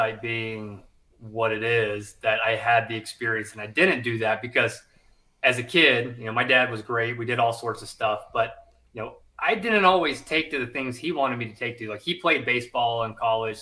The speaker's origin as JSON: {"language": "English", "country": "United States", "tie": "born or raised there", "also_born_or_lived": "South Carolina, United States / Louisiana, United States", "moved": "as an adult", "said": "I grew up in Georgia and South Carolina, split my time there"}